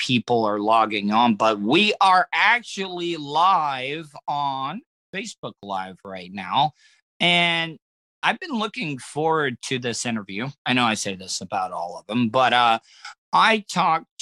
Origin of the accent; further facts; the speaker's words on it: DeLand, Florida, United States; I grew up in DeLand